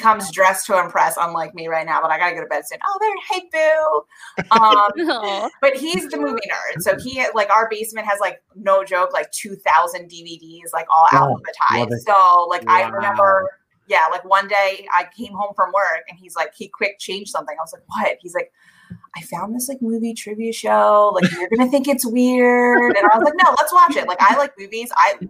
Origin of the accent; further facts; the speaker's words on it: New Jersey, United States; I'm from New Jersey.